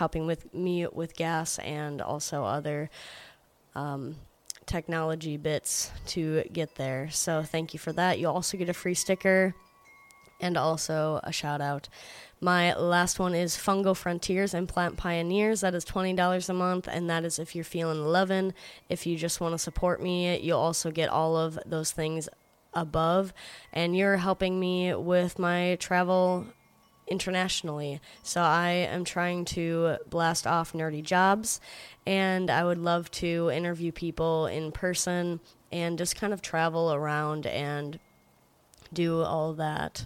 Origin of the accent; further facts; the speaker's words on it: Georgia, United States; I was born in Georgia, so I am a Georgia peach myself